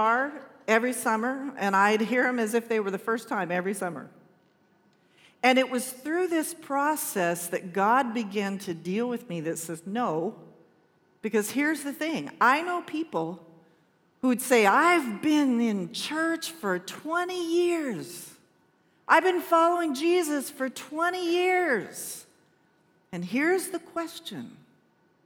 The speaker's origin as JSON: {"language": "English", "town": "Shafter", "region": "California", "country": "United States", "tie": "born or raised there", "said": "I was in the eighth grade and I was graduating from Richmond Junior High School in Shafter, California, nobody knows where that is, town of, you do, 6,000 people in the middle of nowhere"}